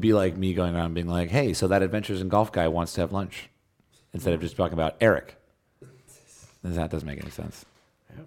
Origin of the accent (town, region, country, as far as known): United States